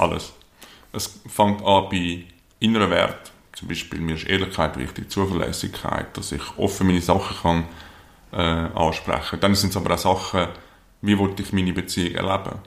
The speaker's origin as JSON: {"language": "German", "area": "Lake Zurich", "region": "near Zurich", "country": "Switzerland", "tie": "born or raised there", "said": "aufgewachsen hier in der Nähe von Zürich am Zürichsee"}